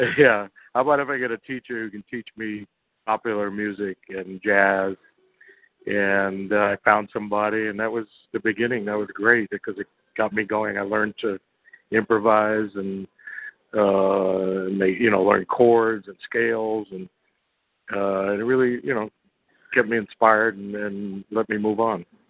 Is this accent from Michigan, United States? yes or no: no; New York City, New York, United States; I grew up in Brooklyn, New York